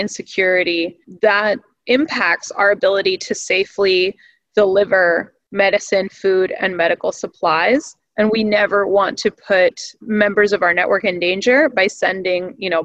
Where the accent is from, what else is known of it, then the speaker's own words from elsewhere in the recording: Houston, Texas, United States; I grew up in Houston, Texas